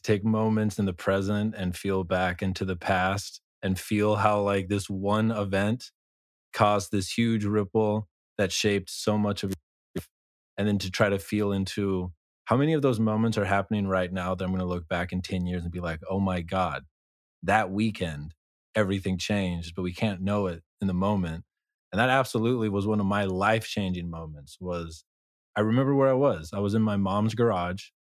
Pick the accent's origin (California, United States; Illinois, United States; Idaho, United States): California, United States; Monterey; born there; now in Austin, United States; No, I was born in Monterey, California, and both of my parents were in the military, so I moved around, been to all four corners of the U.S., but now this is where I'm stationed.